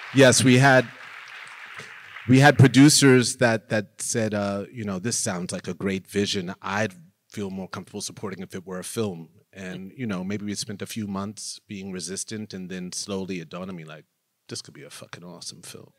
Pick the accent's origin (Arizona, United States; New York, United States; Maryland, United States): New York, United States; I grew up in New York